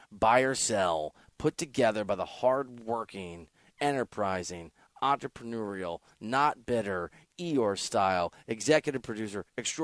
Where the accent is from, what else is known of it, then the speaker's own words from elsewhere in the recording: Midwest, United States; I'm from that part of the country, so I'm not a Detroit guy. I'm from the Midwest.